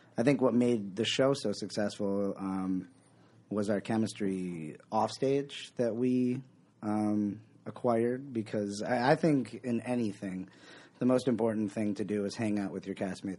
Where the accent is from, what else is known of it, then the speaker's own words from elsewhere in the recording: Buffalo, New York, United States; I am from the Buffalo